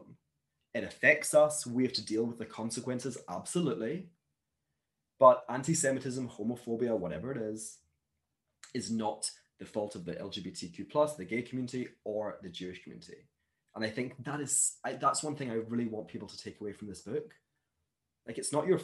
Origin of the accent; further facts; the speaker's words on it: Glasgow, Scotland, United Kingdom; moved away as an adult; now in Hong Kong; growing up in Glasgow as a Jew